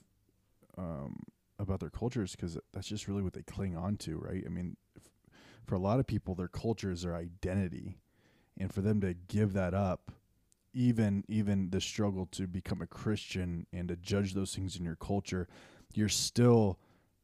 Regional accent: United States; growing up in the States

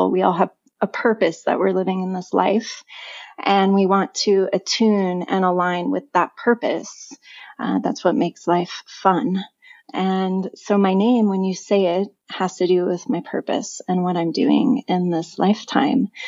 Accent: California, United States; also born or lived in Chico / San Diego; Originally, I, I grew up in California. I was born in Northern California in a small town called Chico, but my family moved a lot.

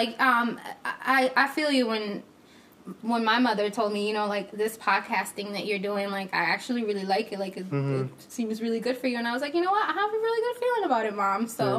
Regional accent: Rochester, New York, United States; Like, I grew up here in Rochester, so I have a lot of Mexican friends.

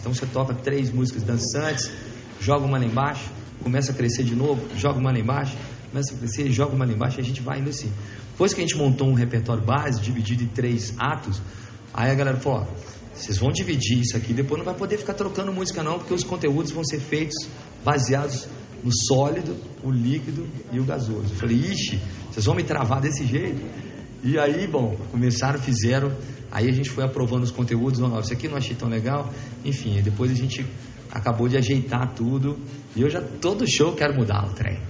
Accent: Belo Horizonte, Minas Gerais, Brazil; nós somos lá de Belo Horizonte

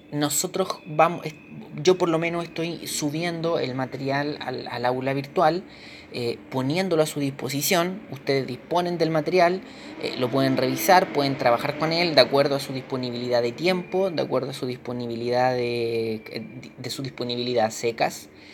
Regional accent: Chile; nosotros como chilenos

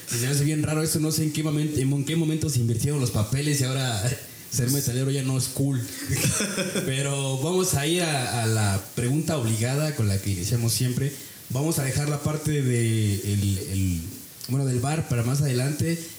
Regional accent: near Tula, Hidalgo, Mexico; now in Pachuca, Mexico; yo crecí eh, cerca de Tula, bueno, aquí en Hidalgo

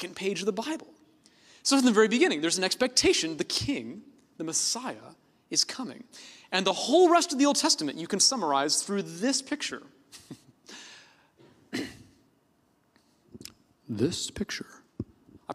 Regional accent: Oakland, California, United States; I was born in Oakland, California

